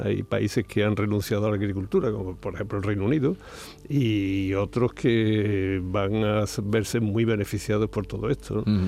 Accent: Andalusia, Spain

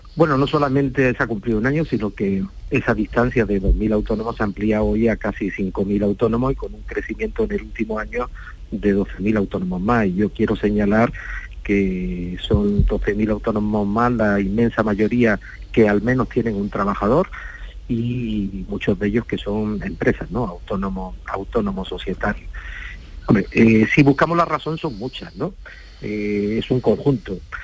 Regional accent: Andalusia, Spain; Yo como andaluz

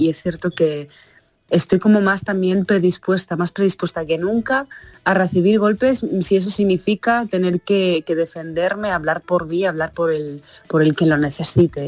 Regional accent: Morocco; now in Spain; ha nacido en Marruecos eh, como yo

